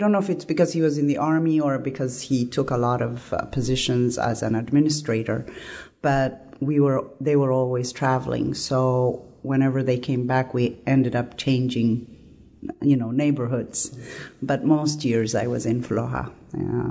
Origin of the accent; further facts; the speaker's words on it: Addis Ababa, Ethiopia; moved away as an adult; also born or lived in Pullman, Washington, United States; now in Washington, D.C., United States; I grew up in Ethiopia until I finished 12th grade.